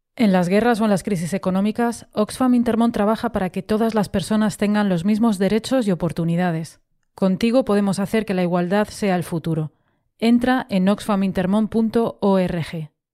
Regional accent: Mexico; Soy de México

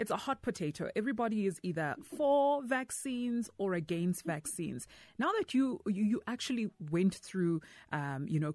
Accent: Soweto, Gauteng, South Africa; I was born in, Baragwanath Hospital. That's where I was born. And then I was raised at Deep Kloof Zone 5. So, yeah, at least we're Soweto girls

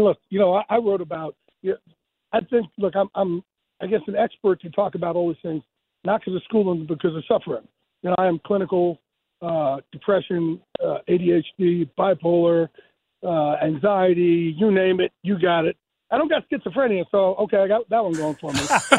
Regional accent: New Jersey, United States; Guys, when you're growing up on the Jersey Shore and you're put on the short bus and told that you have a learning disability, it is not good.

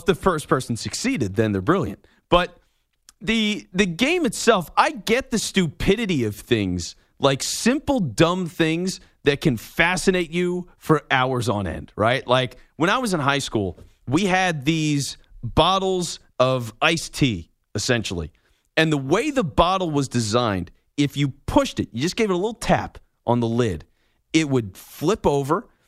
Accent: Philadelphia, Pennsylvania, United States; I'm in Philly. I'm from Philly

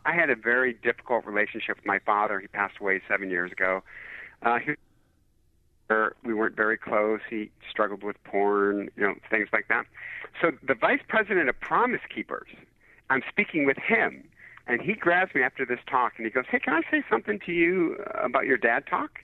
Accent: Detroit, Michigan, United States; I'm from Detroit

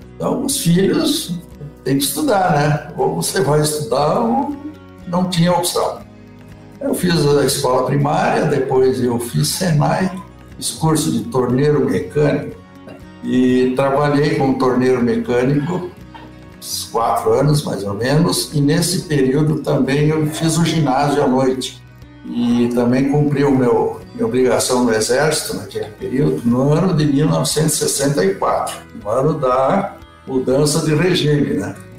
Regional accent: Santa Cruz do Sul, Rio Grande do Sul, Brazil; eu sou de origem alemã, tá? nasci em Santa Cruz do Sul

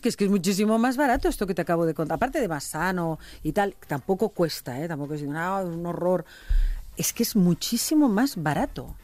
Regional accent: Catalonia, Spain; en Cataluña hacemos paella no tan buena como la valenciana, pero también se nos pone Socarrat.

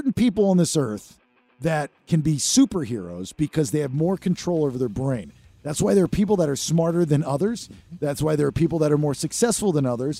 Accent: Sarasota, Florida, United States; In high school, I grew up in Sarasota, Florida

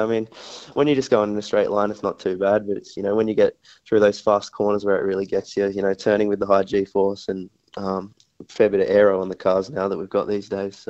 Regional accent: South Australia, Australia; in Adelaide, in my home state

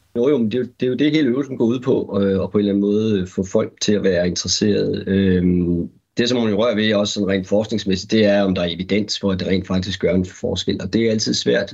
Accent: Aarhus, Central Denmark Region, Denmark; min barndomsby, øh, Aarhus

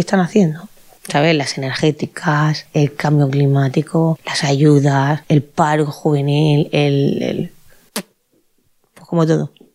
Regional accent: Catalonia, Spain; Yo nunca me he sentido que no fuera de aquí. Yo me siento muy catalana

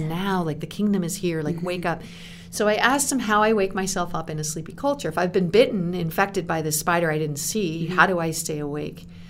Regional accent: Canada; moved away as an adult; also born or lived in United States; I was living in America as a Canadian

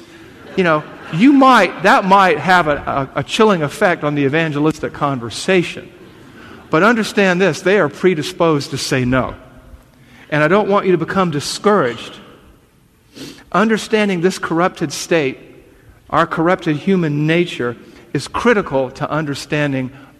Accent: the South, United States; accent: Southern

